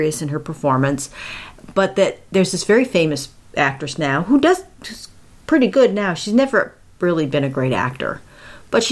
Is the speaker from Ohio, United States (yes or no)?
yes; Akron, Ohio, United States; moved away; My hometown, Akron, Ohio